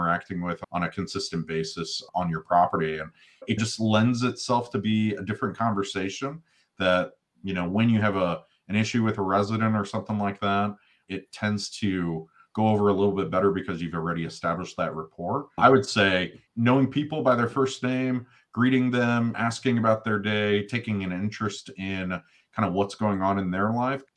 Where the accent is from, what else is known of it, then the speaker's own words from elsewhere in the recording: St. Louis, Missouri, United States; now in Kansas City, United States; I'm originally from St. Louis, but I don't claim St. Louis. I claim Kansas City